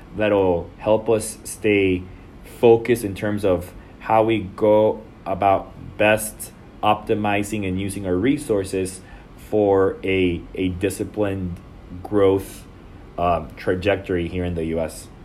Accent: El Salvador; moved away as an adult; now in Dallas, United States; I was born and raised in El Salvador, and I'm, and I've been in the United States since two thousand six.

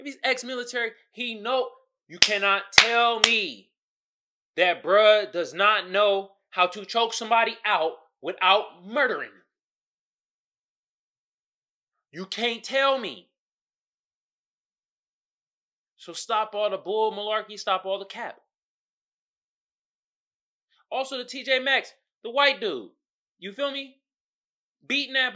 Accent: Oakland, California, United States; I'm from the Bay. I'm from the town.

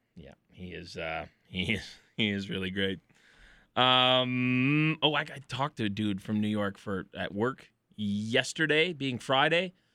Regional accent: Edmonton, Alberta, Canada; I'm a Canadian fellow from Edmonton and I don't have an accent.

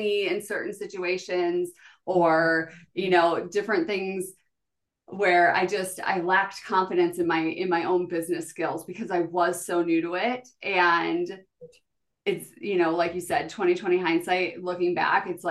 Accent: South Dakota, United States; born or raised there

